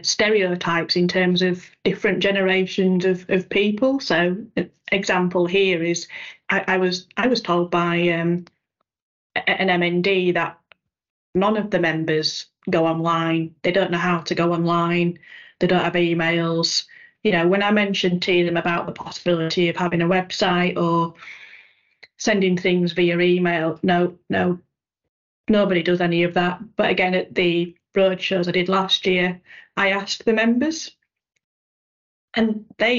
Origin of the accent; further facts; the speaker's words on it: Yorkshire and the Humber, United Kingdom; I'm a Yorkshire lass